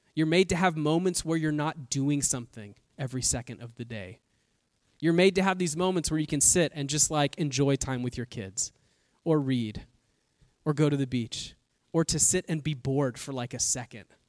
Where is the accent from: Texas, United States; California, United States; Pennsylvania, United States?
California, United States; Bay Area; now in Southern California, United States; I've been in California my entire life. Uh, I'm from the Bay Area